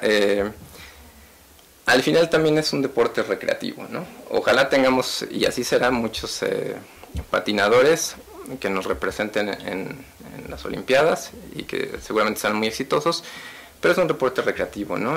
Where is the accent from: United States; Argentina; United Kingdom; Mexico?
Mexico